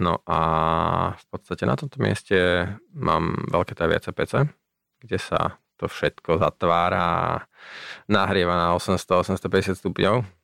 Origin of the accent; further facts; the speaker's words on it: Bratislava, Bratislava Region, Slovakia; also born or lived in Greece; ja som sa narodil v Bratislave